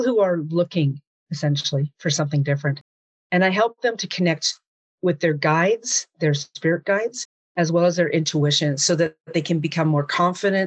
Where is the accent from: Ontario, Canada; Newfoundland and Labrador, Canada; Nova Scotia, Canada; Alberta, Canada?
Alberta, Canada; Jasper; also born or lived in Hinton, Alberta; I was literally born and raised in Jasper National Park, Alberta, Canada